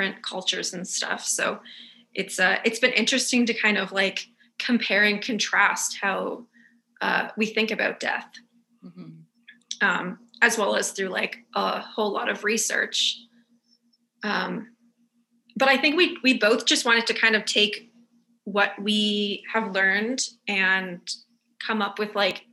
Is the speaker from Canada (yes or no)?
yes; Glace Bay, Nova Scotia, Canada; I grew up in Cape Breton in Glace Bay.